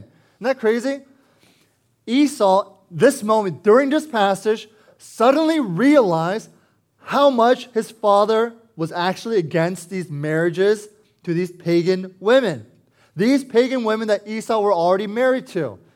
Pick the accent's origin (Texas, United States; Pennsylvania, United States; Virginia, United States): Virginia, United States; Herndon; I was born and raised here in Northern Virginia. I used to live in Herndon